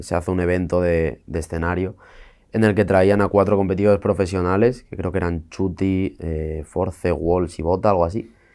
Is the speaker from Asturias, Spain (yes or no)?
yes; Santullano, Asturias, Spain; nací y me crié en la parte más rural dentro de eso, que era, era una aldea de primera, Santullano se llama.